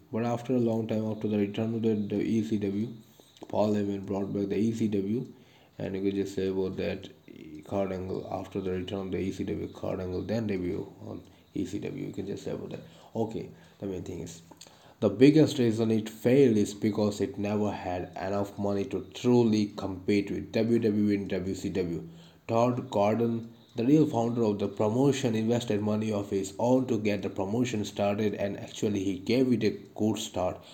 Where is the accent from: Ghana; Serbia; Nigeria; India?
India; I am from India